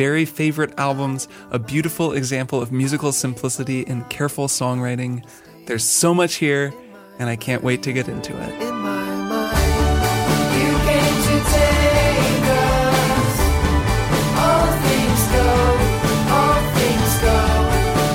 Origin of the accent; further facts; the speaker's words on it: Indiana, United States; As someone who grew up in the Midwest, I grew up in Indiana.